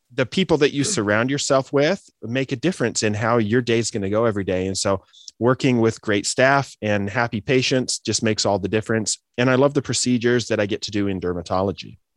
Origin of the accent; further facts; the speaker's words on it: Idaho, United States; moved away as an adult; also born or lived in Des Moines, Iowa / Detroit, Michigan / Boise, Idaho; I grew up in Idaho, you know, the Great Potato State in the Pacific Northwest